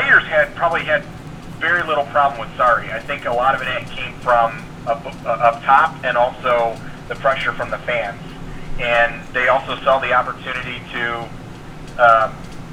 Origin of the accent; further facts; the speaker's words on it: United States; being American